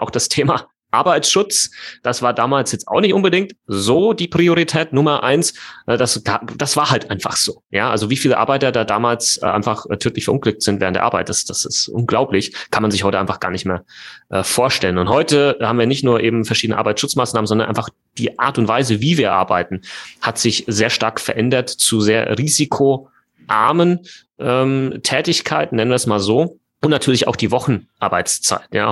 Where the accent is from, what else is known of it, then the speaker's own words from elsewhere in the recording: Germany; bei uns in Deutschland